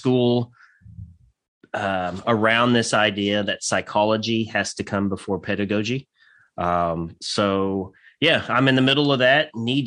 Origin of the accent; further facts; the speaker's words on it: Santa Claus, Indiana, United States; now in Western Kentucky, United States; I grew up in Southern Indiana. Actually in a little town called Santa Claus, Indiana